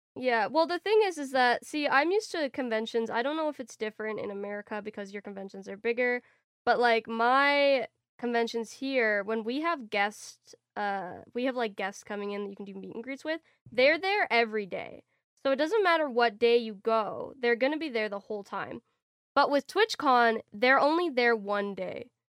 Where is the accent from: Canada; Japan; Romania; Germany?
Canada; as a Canadian